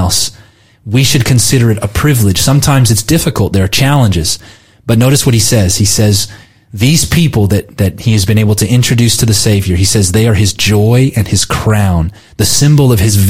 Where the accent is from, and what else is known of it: United States